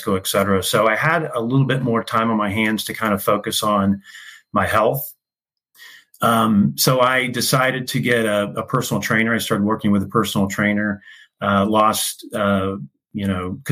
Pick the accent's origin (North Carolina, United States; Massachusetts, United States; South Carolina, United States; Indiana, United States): Indiana, United States; Indianapolis; moved away as an adult; also born or lived in Illinois; I grew up in Indianapolis. I was one of four sons. My mom and dad raised us in Indianapolis